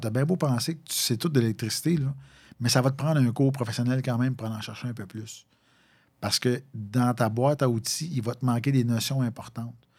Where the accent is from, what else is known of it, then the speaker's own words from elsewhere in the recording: Valcourt, Quebec, Canada; moved away as an adult; also born or lived in Longueuil; tu as assez vivoté dans la région de Valcourt